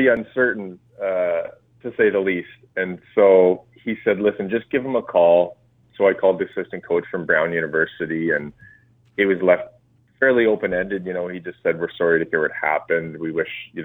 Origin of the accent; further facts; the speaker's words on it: Revelstoke, British Columbia, Canada; I grew up in Revelstoke, British Columbia